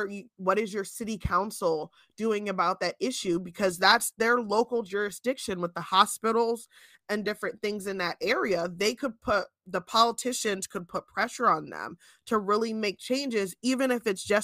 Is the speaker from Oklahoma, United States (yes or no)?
no; New Jersey, United States; now in Pennsylvania, United States; Chelsea and I grew up in New Jersey before we both ended up in Pennsylvania